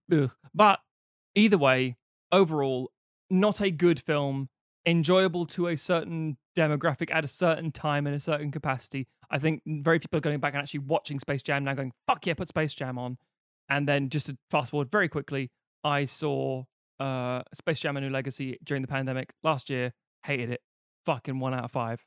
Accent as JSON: {"language": "English", "country": "United Kingdom", "tie": "born or raised there", "said": "growing up in Britain"}